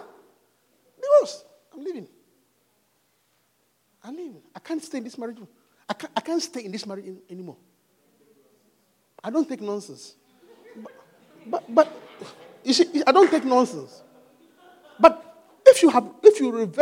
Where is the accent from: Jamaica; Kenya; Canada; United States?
Jamaica; Kingston; I was born in Kingston, Jamaica